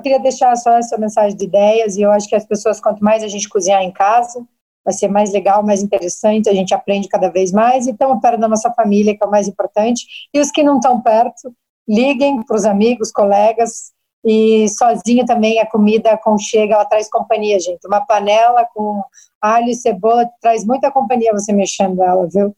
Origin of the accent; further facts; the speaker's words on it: Maringá, Paraná, Brazil; also born or lived in United States; now in Curitiba, Brazil; Eu sou do sul, sou do interior do, do Paraná, eu venho de Maringá